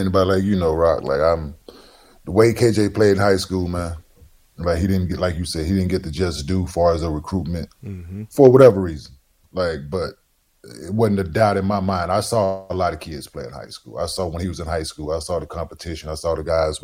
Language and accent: English; North Texas, United States; I'm from North Texas